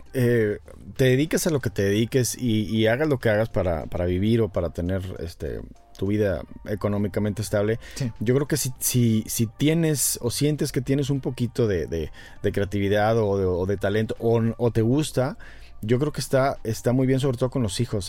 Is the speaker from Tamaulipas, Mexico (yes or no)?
yes; Ciudad Victoria, Tamaulipas, Mexico; yo soy de Victoria.